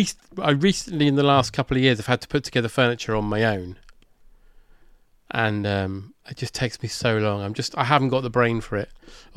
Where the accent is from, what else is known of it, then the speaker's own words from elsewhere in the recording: Watford, East of England, United Kingdom; growing up in Watford